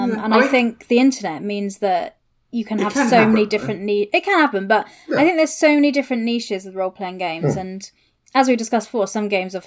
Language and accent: English; United Kingdom; I'm British.